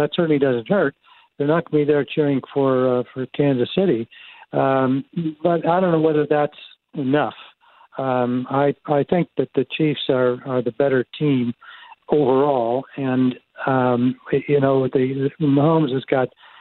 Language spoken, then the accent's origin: English; Canada; moved away as an adult; also born or lived in Toronto; now in United States; I grew up here in Canada